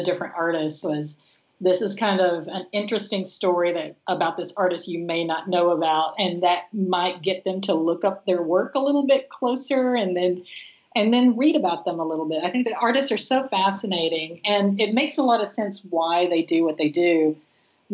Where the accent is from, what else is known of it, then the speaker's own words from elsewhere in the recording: Texas, United States; now in Los Angeles, United States; growing up in Texas with my dad